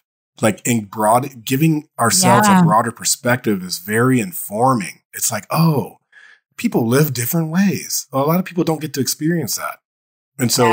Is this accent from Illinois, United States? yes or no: no; Dayton, Ohio, United States; I grew up in Dayton, Ohio.